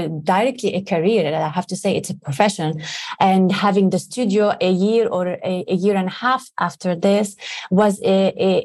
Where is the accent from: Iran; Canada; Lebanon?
Lebanon; growing up in Lebanon